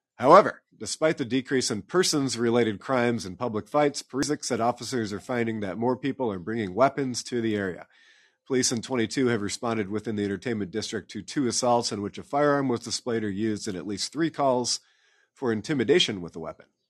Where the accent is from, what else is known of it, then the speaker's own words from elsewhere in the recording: Iowa City, Iowa, United States; now in Des Moines, United States; I'm from Iowa City originally, read the Gazette a lot